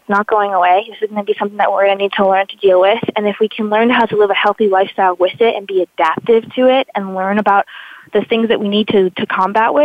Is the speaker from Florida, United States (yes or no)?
no; Nashua, New Hampshire, United States; born or raised there; also born or lived in Amherst, New Hampshire / Boston, Massachusetts; now in Vermont, United States